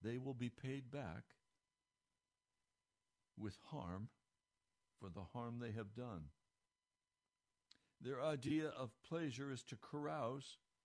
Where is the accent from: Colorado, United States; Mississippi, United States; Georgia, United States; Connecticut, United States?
Colorado, United States; Denver; I was born in Denver, Colorado